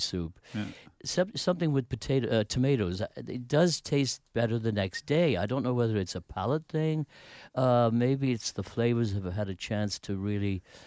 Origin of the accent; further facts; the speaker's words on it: United Kingdom; moved away; I grew up in Britain